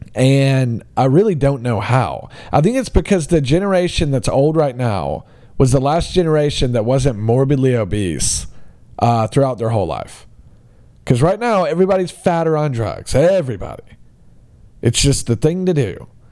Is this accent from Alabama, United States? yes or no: yes; Alabama, United States; my hometown of, uh, Alabama